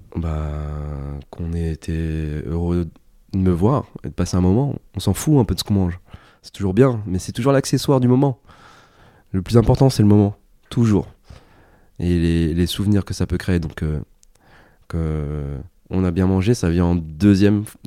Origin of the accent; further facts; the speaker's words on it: Montigny-lès-Cormeilles, Île-de-France, France; also born or lived in Paris; on a grandi dans le 95, dans le Val d'Oise, à Montigny-les-Cormeilles pour être très précis